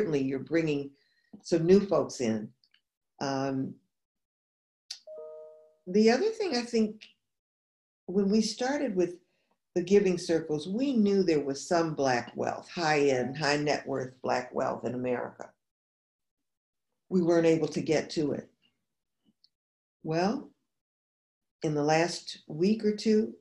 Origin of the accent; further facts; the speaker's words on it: New York, United States; now in New Orleans, United States; I'm originally from New York State and I live in New Orleans